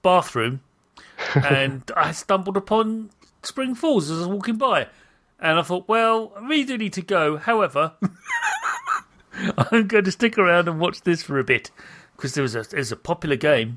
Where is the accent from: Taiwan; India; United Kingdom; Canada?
United Kingdom; accent: British; I'm a British person. You might have noticed my accent